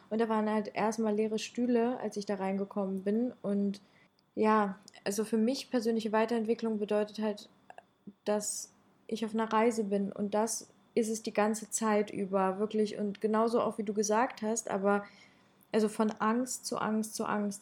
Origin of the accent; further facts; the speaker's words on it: Ukraine; ich komme aus der Ukraine und ich habe da halt ähm, andere kulturelle Hintergründe